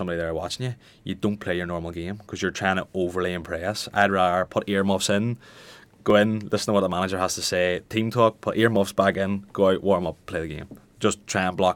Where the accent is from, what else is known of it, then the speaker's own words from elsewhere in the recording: Omagh, Northern Ireland, United Kingdom; I'm from Omagh, which is, you know, is predominantly a Gaelic town